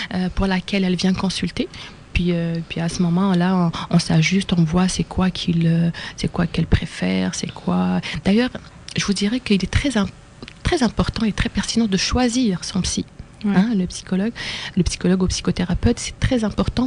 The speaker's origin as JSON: {"language": "French", "town": "Algiers", "region": "Algiers Province", "country": "Algeria", "tie": "born or raised there", "also_born_or_lived": "France / Amqui, Quebec, Canada", "moved": "as an adult", "lives_now": "Quebec, Canada", "said": "je suis née à Alger, la capitale de l'Algérie. Et j'ai fait une partie de mes études en Algérie"}